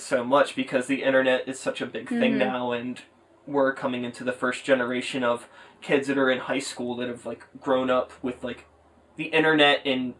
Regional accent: Pittsburgh, Pennsylvania, United States; I grew up in Pittsburgh.

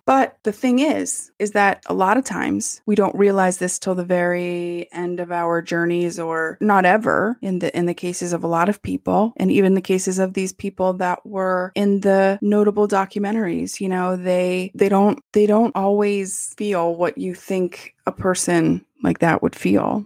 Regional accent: United States; I love being American.

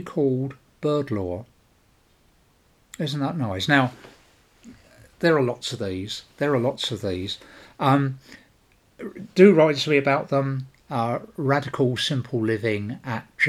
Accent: London, United Kingdom; I come from South London, a part of the world well known for its native vocabulary

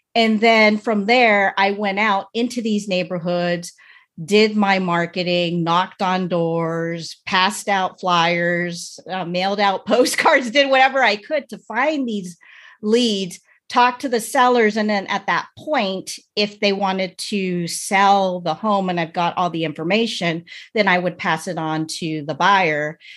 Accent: United States; I was born in America, but my parents were born in the Philippines

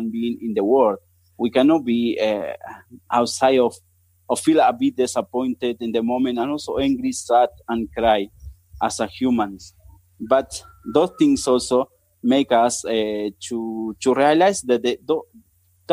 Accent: Córdoba, Argentina; English is a second language; moved away as an adult; now in Botswana; I'm an Argentinian. I born in Cordoba. It's in the middle of the country

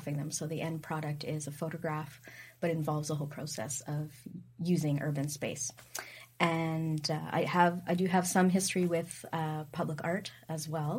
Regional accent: Regina, Saskatchewan, Canada; I grew up in Regina

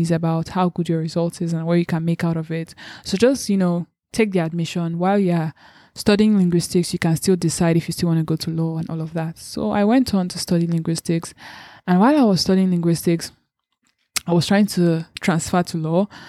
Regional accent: Lagos, Nigeria; also born or lived in Anambra State; I was born and brought up in Lagos, so I've been in Lagos all my life

